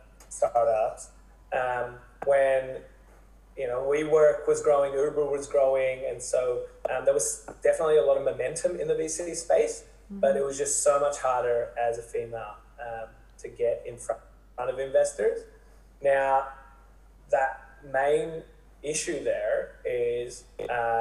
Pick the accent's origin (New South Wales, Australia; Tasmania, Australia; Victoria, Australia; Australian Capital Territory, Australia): New South Wales, Australia; Sydney; Originally from Sydney, studied at Macquarie